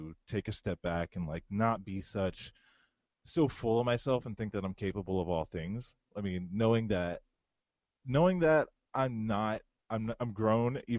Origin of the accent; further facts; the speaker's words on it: Howard County, Maryland, United States; also born or lived in Pennsylvania / Florida; I was born in Howard County. I grew up partially in Howard County until about like my last year in middle school.